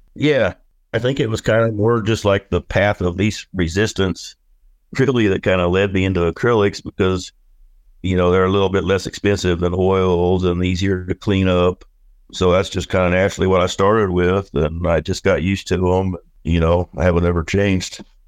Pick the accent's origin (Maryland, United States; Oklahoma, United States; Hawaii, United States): Oklahoma, United States; moved away as an adult; now in Camas Prairie, Idaho, United States; I grew up whittling, you know, I'm from Oklahoma